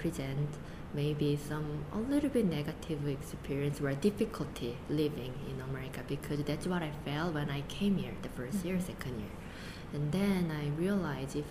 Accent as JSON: {"language": "English", "country": "South Korea", "second_language": "English", "moved": "as an adult", "lives_now": "United States", "said": "I came here when I was 20, only 20. So my identity is pretty much Asian."}